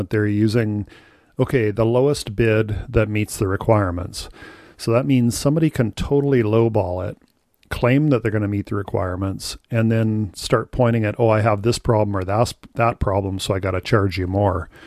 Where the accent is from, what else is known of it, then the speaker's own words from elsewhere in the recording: Saskatchewan, Canada; I grew up in Saskatchewan in a rural area bordered by three First Nations reservations